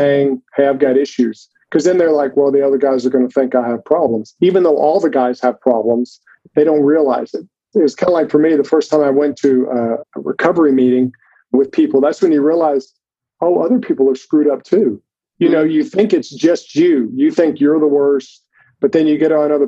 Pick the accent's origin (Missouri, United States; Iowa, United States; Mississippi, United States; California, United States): Mississippi, United States; I live actually right now in Jackson, Mississippi. I grew up in Mississippi